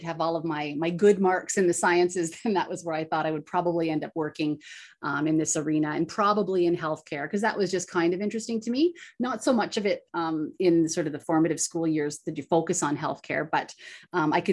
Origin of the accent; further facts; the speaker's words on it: Bancroft, Ontario, Canada; Actually, I stayed put. So I grew up in Bancroft, Ontario.